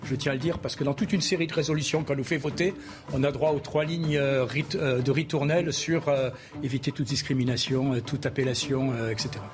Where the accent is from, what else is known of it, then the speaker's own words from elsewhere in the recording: Vaucluse, Provence-Alpes-Côte d'Azur, France; je suis originaire du Vaucluse